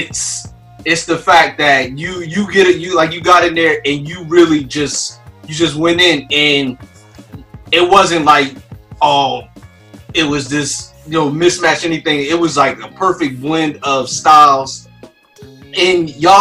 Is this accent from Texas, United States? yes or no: no; Philadelphia, Pennsylvania, United States; I'm from Philadelphia.